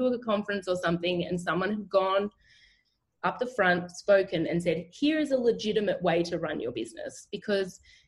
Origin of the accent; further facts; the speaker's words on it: Canberra, Australian Capital Territory, Australia; I'm from Canberra in Australia, which is the capital.